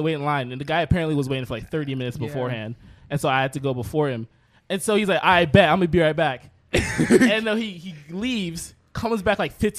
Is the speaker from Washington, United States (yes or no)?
no; New York City, New York, United States; I'm from Brooklyn too. We're both from Brooklyn